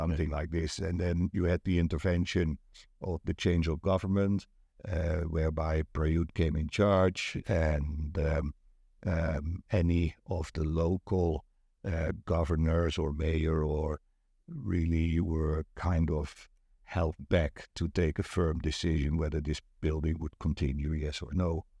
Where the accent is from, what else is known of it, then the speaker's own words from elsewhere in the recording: Netherlands; English is a second language; now in Pattaya, Thailand; I'm from Holland, right? So I'm not a native English speaker